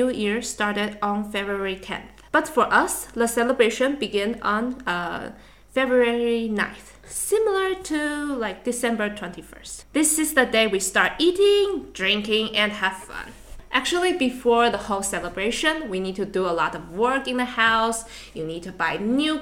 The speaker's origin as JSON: {"language": "English", "country": "Taiwan", "moved": "yes", "said": "from Taiwan"}